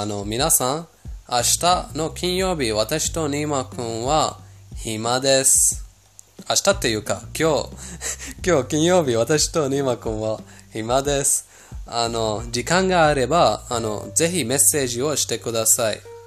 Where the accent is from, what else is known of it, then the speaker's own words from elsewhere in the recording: Iran; 私たちイラン人